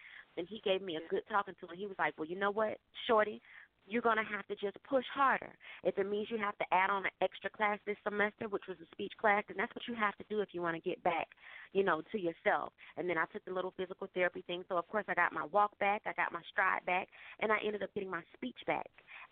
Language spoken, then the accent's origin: English; Fort Lauderdale, Florida, United States; moved away as an adult; now in Atlanta, United States; I'm actually from Fort Lauderdale, Florida. I moved to Atlanta some time ago.